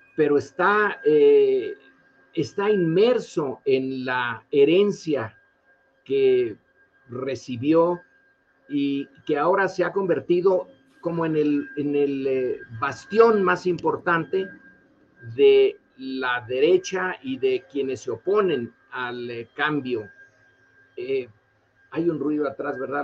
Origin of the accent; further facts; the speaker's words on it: Mexico; nosotros como mexicanos